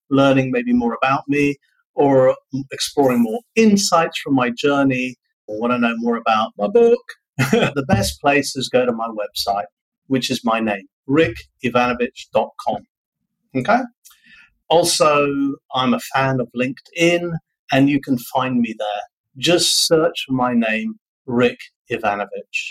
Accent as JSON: {"language": "English", "country": "United Kingdom", "moved": "yes", "lives_now": "Vietnam", "said": "I'm a Brit"}